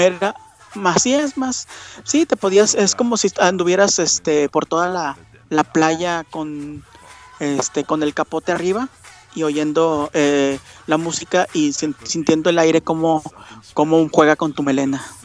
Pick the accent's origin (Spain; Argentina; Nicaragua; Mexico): Mexico; Monterrey, Nuevo León; yo soy de Monterrey